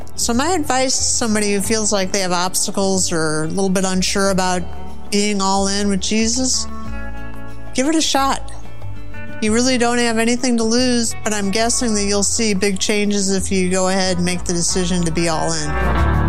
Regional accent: St. Louis, Missouri, United States; I grew up in Saint Louis, Missouri, so I'm from the Show Me State

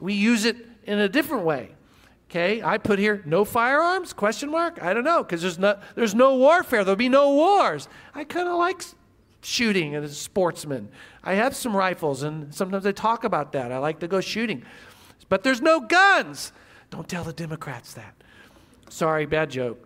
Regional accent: Midwest, United States; I grew up in the Midwest

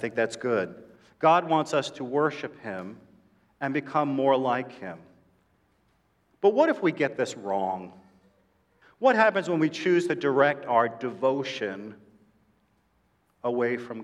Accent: New York City, New York, United States; I am a New Yorker

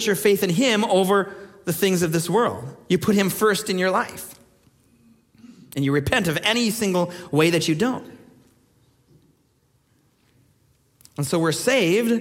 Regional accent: Minnesota, United States; moved away; In Minnesota, where I come from

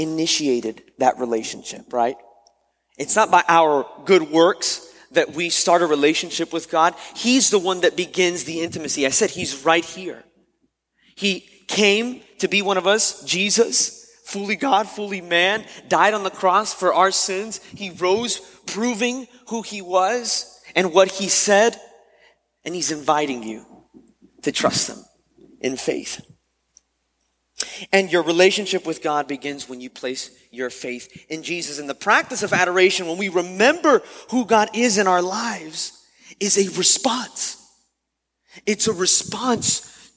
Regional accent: Miami, Florida, United States; moved away as an adult; also born or lived in West Palm Beach, Florida; having to move from Miami, my hometown, to West Palm

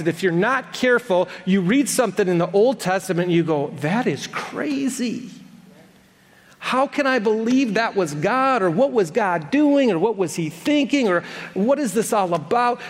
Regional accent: Madison Heights, United States; I was born in Madison Heights.

